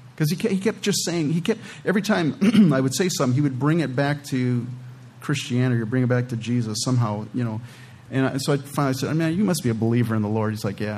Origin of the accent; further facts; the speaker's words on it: California, United States; moved away; I'm originally from California